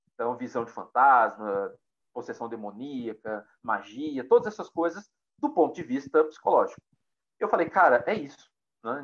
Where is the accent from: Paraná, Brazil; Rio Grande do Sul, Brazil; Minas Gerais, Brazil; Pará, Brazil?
Minas Gerais, Brazil; Pedro Leopoldo; eu nasci em Pedro Leopoldo